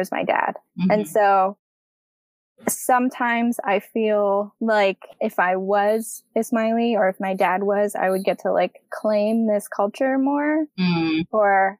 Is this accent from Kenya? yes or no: no; Canada; I'm culturally Canadian and I have nothing else